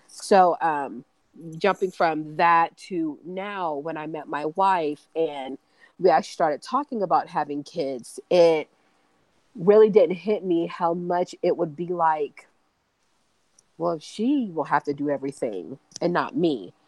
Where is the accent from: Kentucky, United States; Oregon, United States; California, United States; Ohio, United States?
Kentucky, United States; She's from Dallas and I'm from Kentucky, so I'm a military brat.